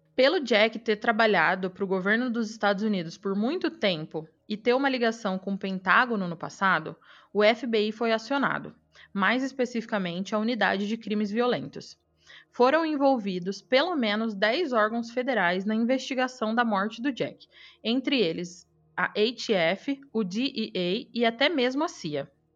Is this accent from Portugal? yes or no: no; Araçatuba, São Paulo, Brazil; moved away; minha cidade e da minha época de atleta em Aracatuba